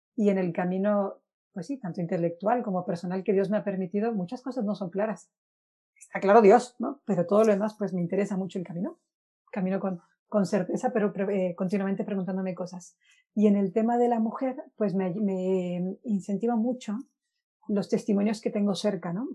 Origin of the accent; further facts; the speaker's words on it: Guaymas, Sonora, Mexico; moved away as an adult; now in Spain; soy de Guaymas, Sonora, llevo nueve años viviendo en España